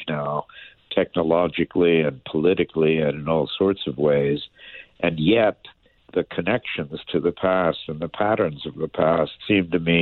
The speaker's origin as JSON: {"language": "English", "town": "Washington", "region": "District of Columbia", "country": "United States", "tie": "born or raised there", "said": "grew up in Washington, D.C."}